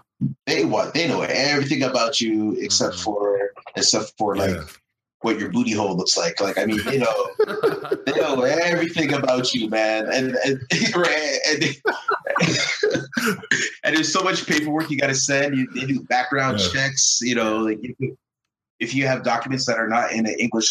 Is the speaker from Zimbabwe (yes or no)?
no; Canada; moved away as an adult; now in United States; I'm Canadian